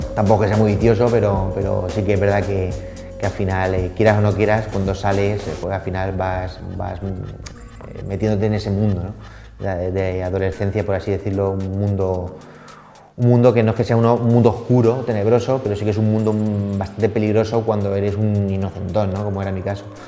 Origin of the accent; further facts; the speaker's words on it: Elda, Valencian Community, Spain; now in Madrid, Spain; soy alicantino